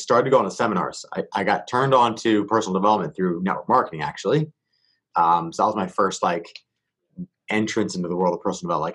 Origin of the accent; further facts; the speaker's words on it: Philadelphia, Pennsylvania, United States; moved away as an adult; now in San Diego, United States; I grew up in Philly. So East Coast